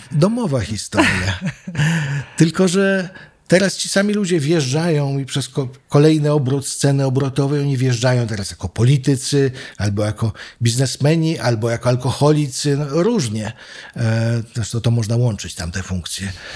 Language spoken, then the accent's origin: Polish; Wrocław, Lower Silesian Voivodeship, Poland; moved away as an adult; also born or lived in New York; now in Warsaw, Poland; Przy samym rynku się mhm urodziłem, wychowałem i chodziłem do podstawówek